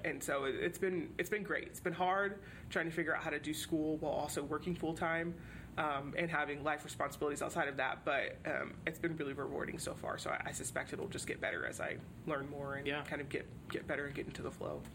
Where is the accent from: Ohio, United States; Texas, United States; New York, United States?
Texas, United States; Houston; moved away as an adult; I grew up in Houston, which is a super diverse city